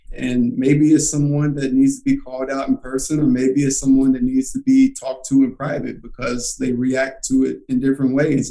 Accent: Alcoa, Tennessee, United States; I grew up in Alcoa, Tennessee, which is right outside of Knoxville.

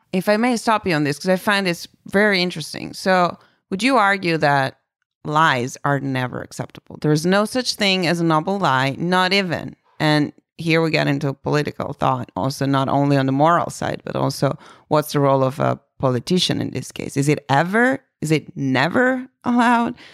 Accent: Italy; English is a second language; moved away; I'm from Italy, meaning I was really born there

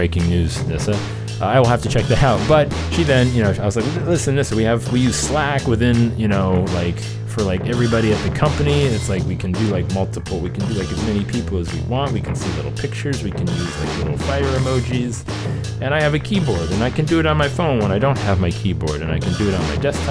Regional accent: Cleveland, Ohio, United States; Cleveland, Ohio, June 24th, 25th, 26th. Come see me, my hometown

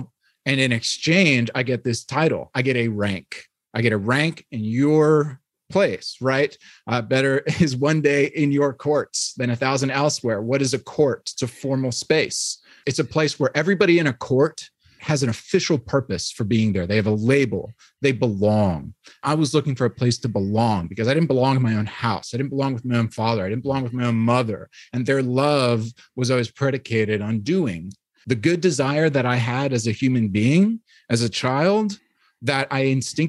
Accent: New York, United States; now in Midwest, United States; there's still something that I don't get about it just because I'm from New York. And so I was raised in a Christian environment

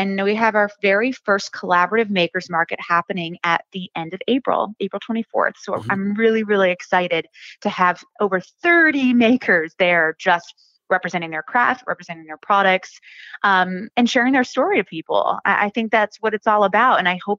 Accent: Ellicott City, Maryland, United States; now in Maine, United States; I am not a Mainer. I am from away. Okay. Disappointing, I know. But I'm originally from Maryland. I grew up in a town called Ellicott City. Small town.

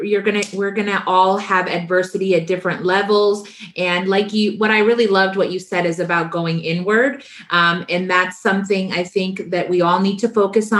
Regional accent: India; moved away; I grew up Indian, you know, I'm from India. I was born there

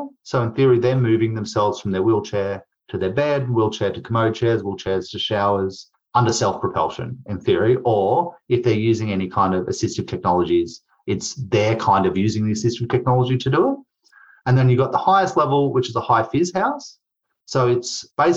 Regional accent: Queensland, Australia; I'm from Queensland.

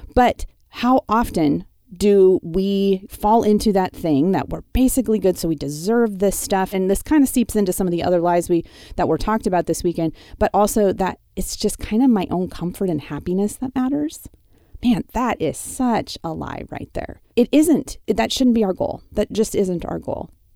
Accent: Wyoming, United States; moved away; the ranch I grew up on in Wyoming

